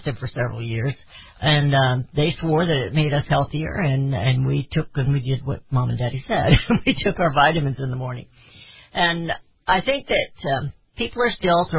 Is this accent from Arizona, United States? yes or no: no; Raytown, Missouri, United States; We lived in Raytown, Missouri. I don't know if you knew that. I grew up in Raytown area